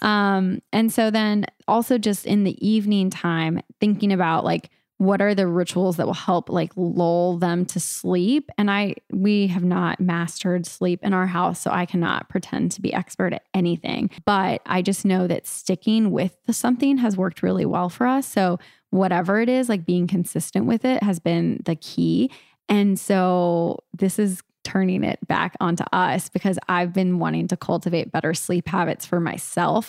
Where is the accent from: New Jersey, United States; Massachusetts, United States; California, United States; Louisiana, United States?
California, United States; moved away; I'm from California originally